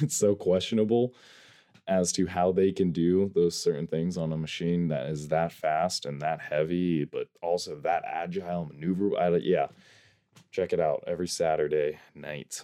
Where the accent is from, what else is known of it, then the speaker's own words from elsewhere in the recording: North Idaho, United States; I am from North Idaho, up here in the U S A.